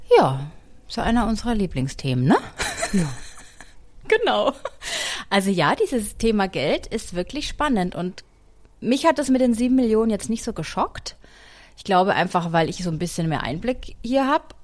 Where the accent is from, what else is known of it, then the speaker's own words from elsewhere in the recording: Germany; now in United States; bei uns in Deutschland